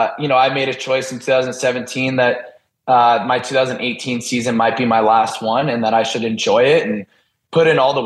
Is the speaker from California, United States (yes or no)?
yes; Del Mar, California, United States; moved away as an adult; now in Philadelphia, United States; I grew up in Del Mar, pretty close to the beach